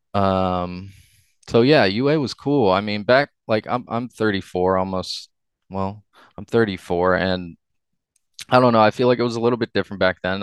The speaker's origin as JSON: {"language": "English", "town": "Upper Arlington", "region": "Ohio", "country": "United States", "tie": "born or raised there", "said": "I grew up in Upper Arlington, went to school all throughout my growing up in U"}